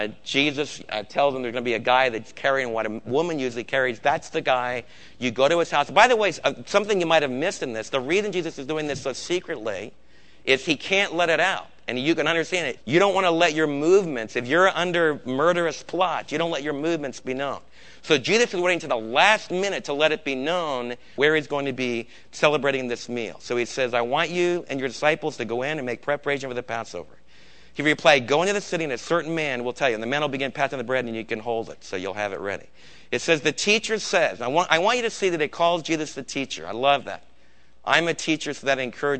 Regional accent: United States; as an American

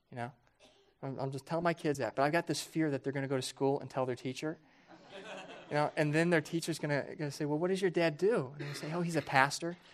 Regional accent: Johnson County, Kansas, United States; moved away; I never, growing up there, viewed myself and my family as very wealthy.

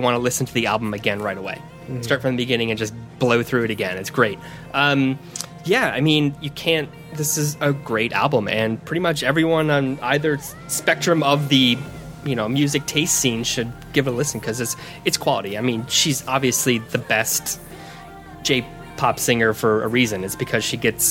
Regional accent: United States; being American Japanese music fans

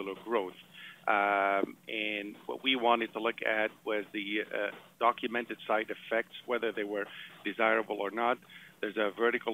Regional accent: Montreal, Quebec, Canada; moved away; I'm originally from Montreal.

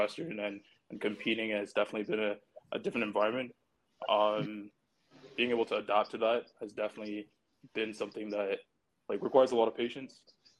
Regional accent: Barbados; also born or lived in Canada; now in London, Canada; I grew up in a predominantly, like, I would say, like, Black society. I grew up in Barbados. So there, I would say the social demographic was kind of like a 90% Black.

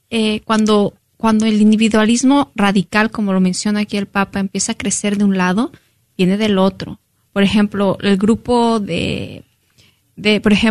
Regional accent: Mexico; yo como mexicana me voy a decir, ok, ¿por qué a los mexicanos esto?

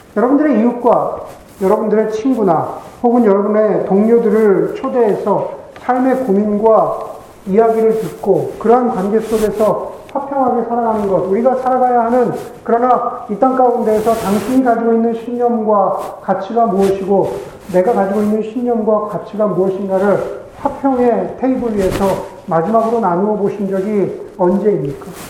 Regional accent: South Korea; 우리가 한국 사람으로서 그리스도적이죠.

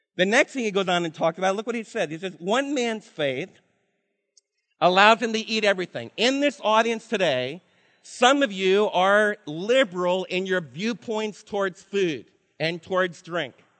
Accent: East Coast, United States; moved away; I'm from the East Coast, and in my culture, when I was raised, to be, to be sharp, to be cunning, to be loud, we fight really, really hard

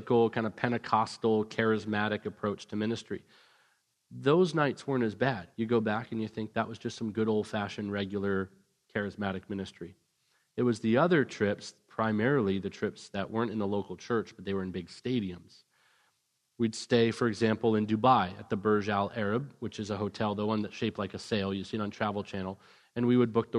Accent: Vancouver, British Columbia, Canada; moved away; also born or lived in Orange County, California; I grew up in Vancouver, British Columbia

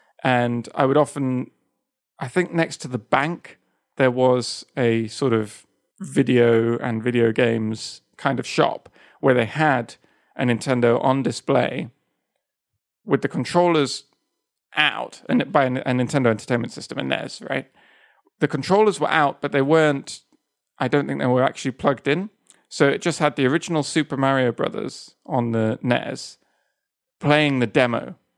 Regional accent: south of Spain, Spain; So, I grew up in Spain, in the south of Spain

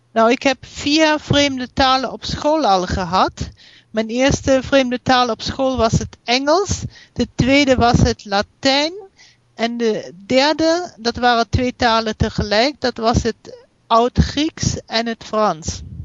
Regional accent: Germany; accent: German; Dutch is a second language; also born or lived in United States; je merkt wel dat ik uit Duitsland kom.

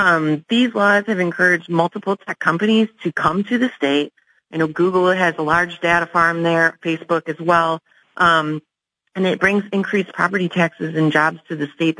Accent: Midwest, United States; I'm born and raised in the Midwest.

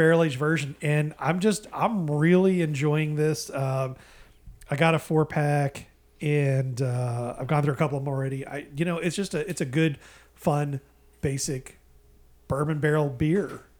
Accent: Indiana, United States; moved away; From my home state

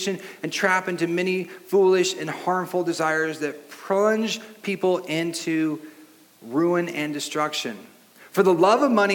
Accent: Long Beach, California, United States; the house I grew up in Long Beach

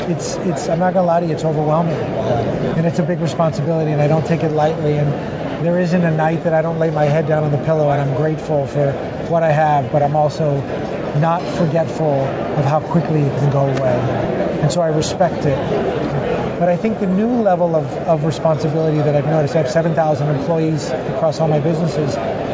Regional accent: Miami, Florida, United States; You know, Miami's an interesting place to grow up. It's a very, very international feel.

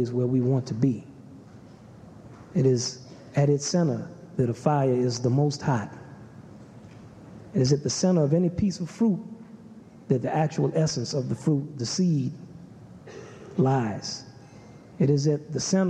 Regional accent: Kenner, Louisiana, United States; also born or lived in New Orleans; I grew up in Kenner, Louisiana, and we were basically country

